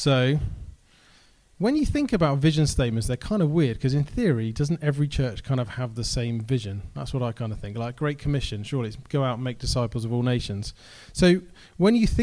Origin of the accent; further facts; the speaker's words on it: Helston, South West England, United Kingdom; also born or lived in Cardiff; now in Falmouth, United Kingdom; I grew up in Helston